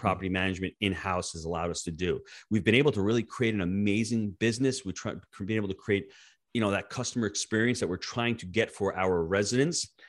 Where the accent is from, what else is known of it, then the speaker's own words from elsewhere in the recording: New York, United States; born and raised in the Northeast in New York